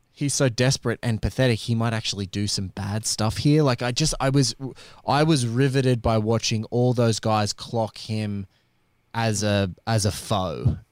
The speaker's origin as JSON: {"language": "English", "country": "Australia", "said": "as an Aussie"}